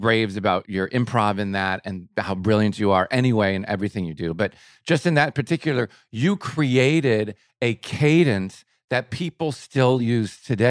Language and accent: English; Chicago, Illinois, United States; I was in high school in the suburbs of Chicago